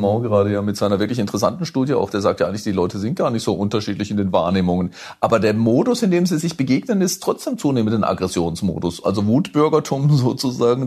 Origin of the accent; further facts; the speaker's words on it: Hochschwarzwald, Baden-Württemberg, Germany; moved away; also born or lived in London; in meinem Heimatdorf, in, im, im, im Hochschwarzwald